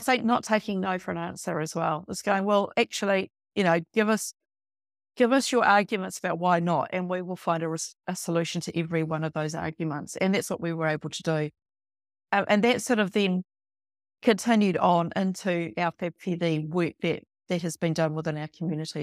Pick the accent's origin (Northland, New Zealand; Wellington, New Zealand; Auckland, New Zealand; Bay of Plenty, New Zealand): Wellington, New Zealand; Wellington area, New Zealand; moved away as an adult; also born or lived in Upper Hutt; now in Featherston, New Zealand; I grew up in the Wellington area, went to college in Upper Hutt